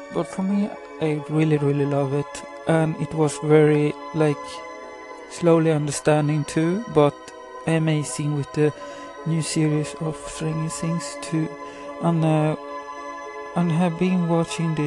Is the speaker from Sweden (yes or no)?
yes; Sweden; I'm from Sweden.